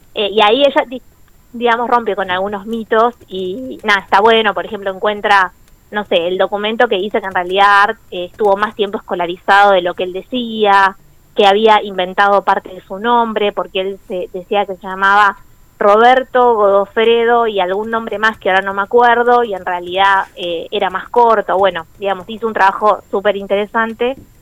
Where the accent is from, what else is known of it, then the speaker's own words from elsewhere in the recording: Trelew, Chubut, Argentina; also born or lived in La Plata; soy acá de Trelew, estudié en La Plata